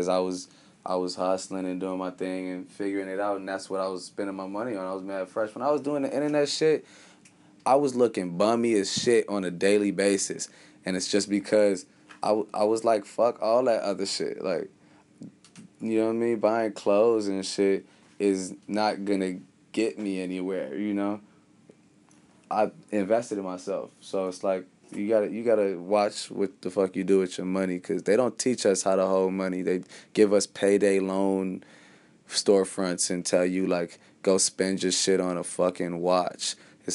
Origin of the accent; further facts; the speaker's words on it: Chicago, Illinois, United States; I'm from Chicago